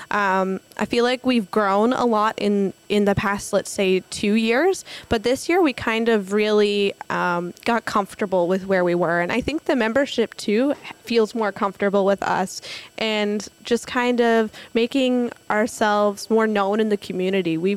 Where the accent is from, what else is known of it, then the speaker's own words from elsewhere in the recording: Newfoundland and Labrador, Canada; It is, yeah. And it was really great to be home and, and to see my hometown shine like that was really special.